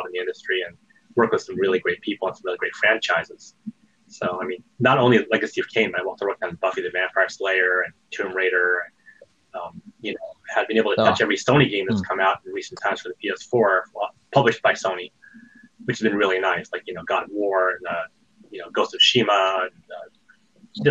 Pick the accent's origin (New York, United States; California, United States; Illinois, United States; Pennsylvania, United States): California, United States; Fresno; I grew up in Fresno, California, which was right next to Sierra Online